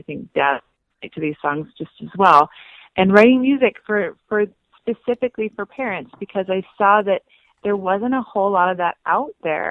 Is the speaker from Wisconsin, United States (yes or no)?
yes; Wisconsin, United States; also born or lived in Utah; now in Salt Lake City, United States; I grew up in Wisconsin